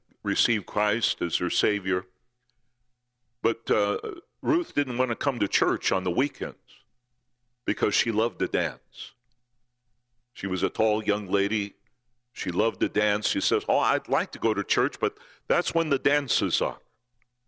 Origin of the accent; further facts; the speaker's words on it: southern Minnesota, United States; moved away; I'm from the South. I was born in southern Minnesota